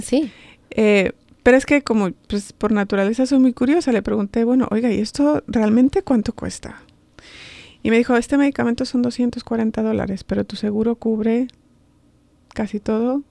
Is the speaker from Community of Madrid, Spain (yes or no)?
yes; Madrid, Community of Madrid, Spain; moved away as an adult; also born or lived in Cañar, Ecuador; now in Baltimore, United States; Crecí en Madrid, eh, en Vallecas, soy vallecana de corazón.